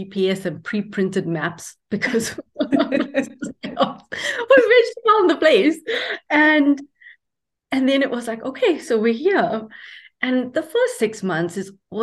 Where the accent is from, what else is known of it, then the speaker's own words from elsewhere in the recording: South Africa; moved away as an adult; now in Calgary, Canada; I'm born and brought up in South Africa